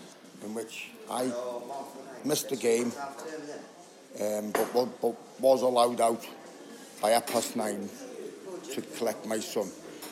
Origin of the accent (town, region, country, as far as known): Wrexham, Wales, United Kingdom